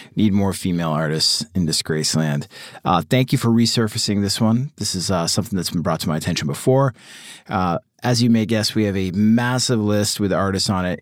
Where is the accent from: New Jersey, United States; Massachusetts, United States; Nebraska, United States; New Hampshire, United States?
Massachusetts, United States; Boston; I'm from Boston